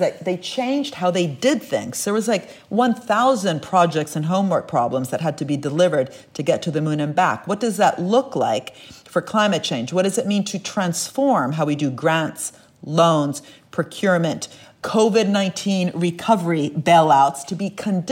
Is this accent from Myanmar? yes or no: no; Italy; I'm from Italy